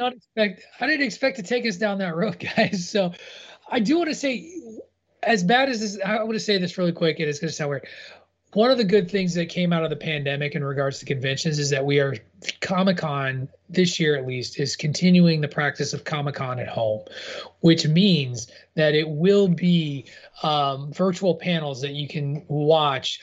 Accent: Illinois, United States; a white Midwestern guy from Illinois who grew grew up amongst the cornfields

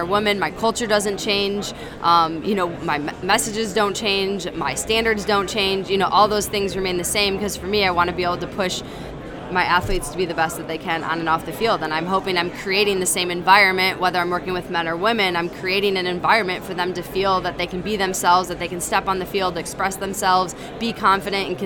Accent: Chicago, Illinois, United States; play in my hometown and play in front of my family and friends

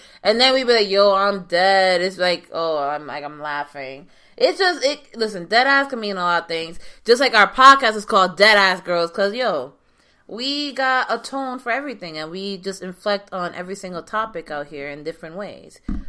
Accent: New York, United States; Like, the cockiness, but like, yeah, I'm from New York, you know? I'm from New York.

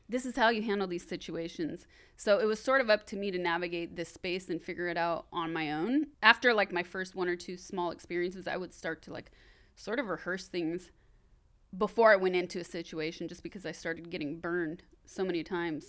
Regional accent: Sacramento, California, United States; moved away; I'm from Sacramento, I'm on my way back home

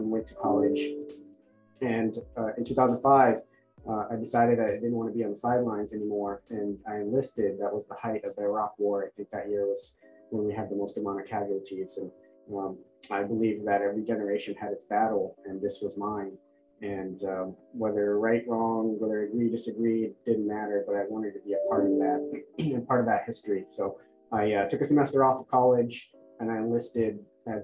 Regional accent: Orange County, Southern California, United States; also born or lived in Bangladesh; I was born in Bangladesh. My family and I moved to Southern California when I was 8 and grew up in Orange County for the most part

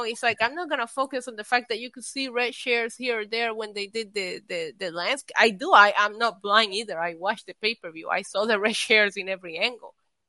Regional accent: New York, United States; we're from New York

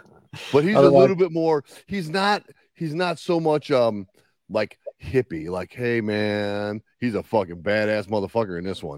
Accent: Russia; I mean, I'm from Russia. I went to school in Minnesota or Canada.

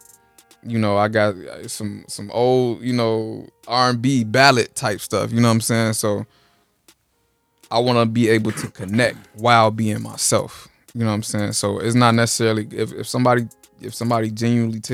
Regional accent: Chicago, Illinois, United States; I'm from Chicago

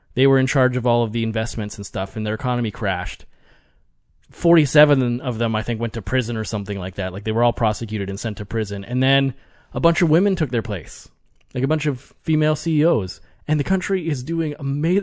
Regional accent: Canada; I'm Canadian

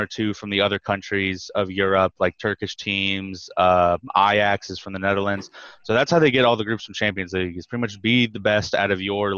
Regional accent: Dayton, Ohio, United States; I'm from Ohio, from the Dayton area

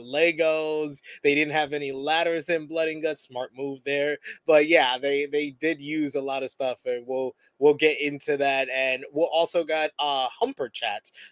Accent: New York City, New York, United States; I'm from the East Coast, born and bred New York City

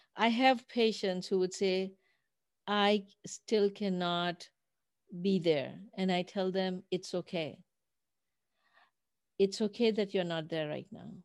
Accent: Pakistan; moved away; I grew up in Pakistan

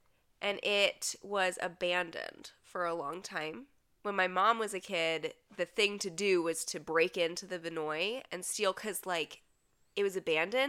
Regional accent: St. Petersburg, Florida, United States; My hometown. It's great. Everybody visit it.

